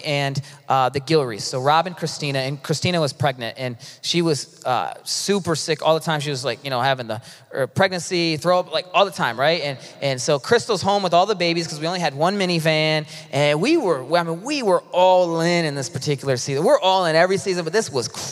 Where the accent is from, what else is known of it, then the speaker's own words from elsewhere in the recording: Ypsilanti, Michigan, United States; moved away; I was born in Ypsilanti